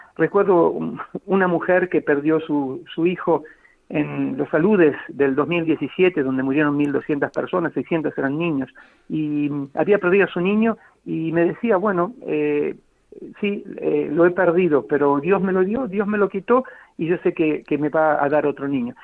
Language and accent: Spanish; Bahía Blanca, Buenos Aires Province, Argentina; moved away as an adult; now in Sierra Leone; el patio salesiano donde crecí en el Colegio Don Bosco, en Bahía Blanca